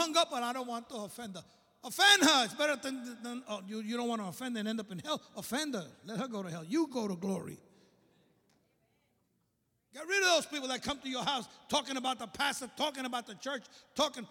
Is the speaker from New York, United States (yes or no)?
yes; New York City, New York, United States; I was raised in the church. My father was the pastor of the largest church in Brooklyn. You can tell from my accent, right? I'm from Brooklyn